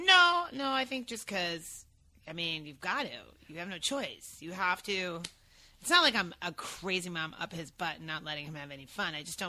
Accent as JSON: {"language": "English", "town": "East Meadow", "region": "New York", "country": "United States", "tie": "born or raised there", "also_born_or_lived": "Brooklyn, New York", "moved": "as an adult", "lives_now": "Los Angeles, United States", "said": "I was born in Brooklyn, but I'm not that cool. I was raised on Long Island."}